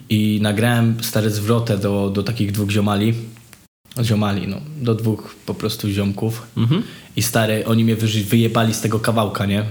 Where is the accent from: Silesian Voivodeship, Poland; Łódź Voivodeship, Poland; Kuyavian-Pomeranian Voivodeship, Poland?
Silesian Voivodeship, Poland; Żory; moved away as an adult; now in Kraków, Poland; ja pochodzę z bardzo starej, chujowej dzielni na mm -hmm. żorach